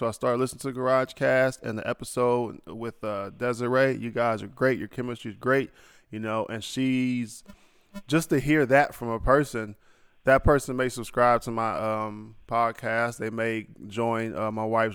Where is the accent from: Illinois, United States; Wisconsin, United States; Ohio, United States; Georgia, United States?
Ohio, United States; I'm from Ohio